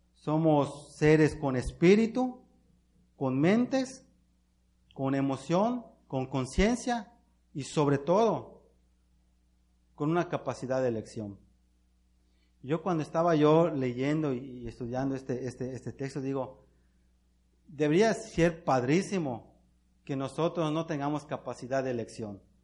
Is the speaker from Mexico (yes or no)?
yes; Mexico; nosotros como mexicanos